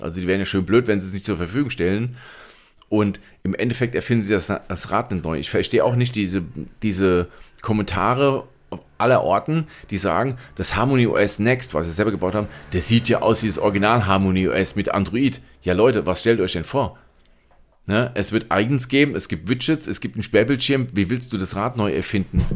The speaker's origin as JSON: {"language": "German", "country": "Germany"}